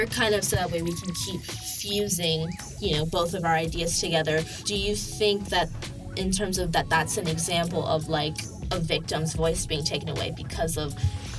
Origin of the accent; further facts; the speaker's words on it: New York, United States; So my background, I come from a liberal home. I'm from New York, and that's a liberal state.